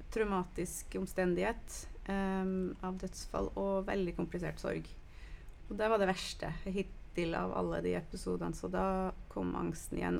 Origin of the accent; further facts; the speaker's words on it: United States; now in Norway; nå er jeg fra USA